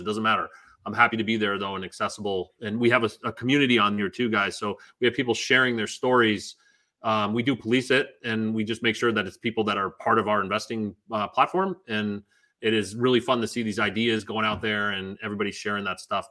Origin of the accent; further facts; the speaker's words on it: Augusta, Maine, United States; we didn't grow up with money. My house was 975 square foot ranch, of which probably 300 of those square feet were the basement. I don't know how they counted this place is that big, um, but it was safe. I'm from Augusta, Maine.